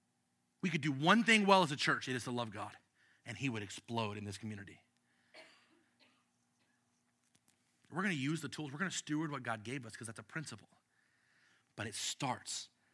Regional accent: United States; us as American citizens

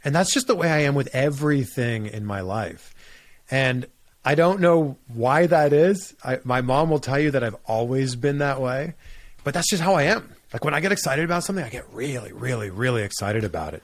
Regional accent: Pickering, Ontario, Canada; moved away as an adult; also born or lived in Cleveland / Miami; now in United States; my hometown, Pickering, Ontario

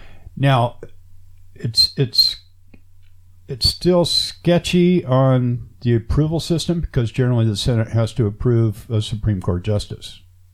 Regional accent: United States; I'm American.

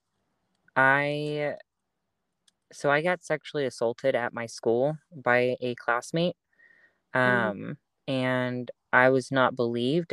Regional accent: Dallas, Texas, United States; I'm from the Dallas area

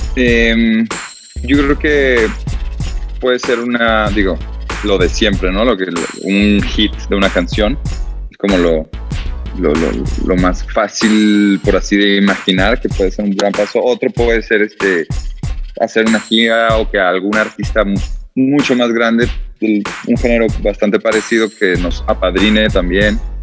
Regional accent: Guadalajara, Jalisco, Mexico; moved away; yo soy de Guadalajara, fui un par de meses allá con mi familia

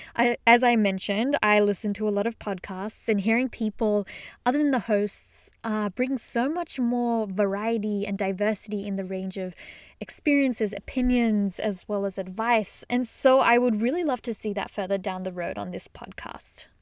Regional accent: Australia; moved away as an adult; also born or lived in Sydney, Australia; now in Boston, United States; I am originally from Australia, which you may or may not have gathered from my accent.

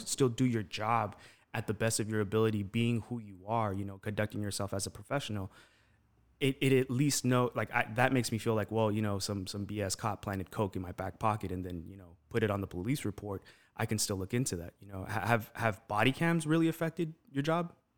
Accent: Los Angeles, California, United States; moved away as an adult; now in Las Vegas, United States; growing up in East L

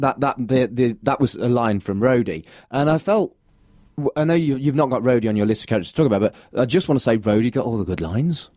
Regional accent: United Kingdom; me being British

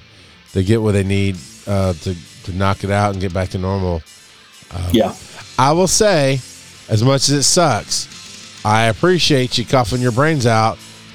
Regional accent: Georgia, United States; I've lived in Georgia most of my life.

